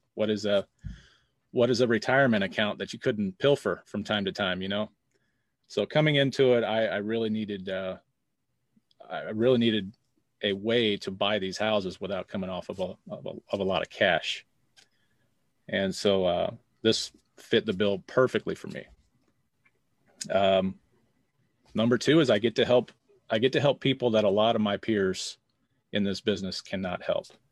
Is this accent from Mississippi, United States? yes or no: no; St. Louis, Missouri, United States; I am from Saint Louis, Missouri